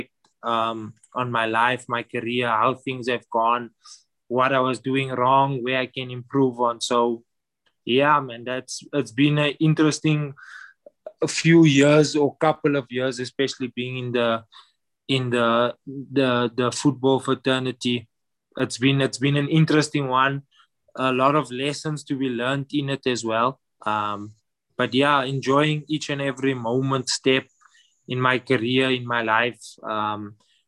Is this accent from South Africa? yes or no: yes; Johannesburg, Gauteng, South Africa; I grew up south of Johannesburg in an area called Annandale.